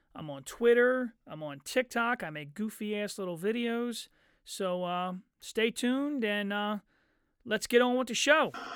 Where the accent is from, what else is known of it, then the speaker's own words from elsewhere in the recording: Chester, Pennsylvania, United States; also born or lived in Eddystone; I was born in Chester